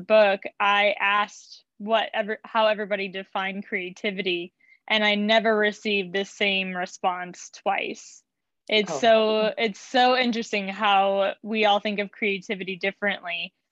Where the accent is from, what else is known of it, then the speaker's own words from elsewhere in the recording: Chicago, Illinois, United States; I am from Chicago, and I have lived here most of my life, except for a few little stints